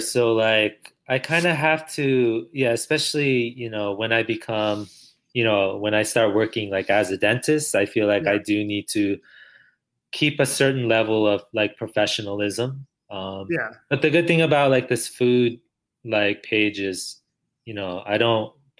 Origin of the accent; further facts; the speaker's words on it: El Paso, Texas, United States; You know, we're from El Paso, Texas.